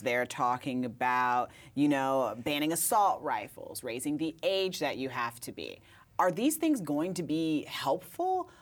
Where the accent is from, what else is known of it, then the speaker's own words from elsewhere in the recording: Indiana, United States; now in Brooklyn, United States; I'm from Indiana